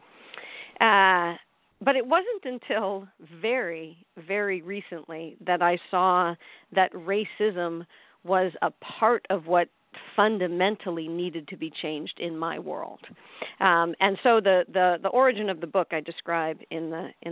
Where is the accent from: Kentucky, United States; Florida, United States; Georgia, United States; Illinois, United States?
Illinois, United States; outside of Chicago; I grew up in outside of Chicago in a white suburb